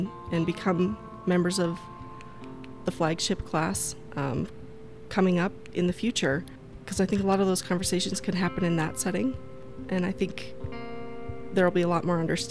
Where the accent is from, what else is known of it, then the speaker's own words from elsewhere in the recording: Big Timber, Montana, United States; I grew up in Big Timber, north of Big Timber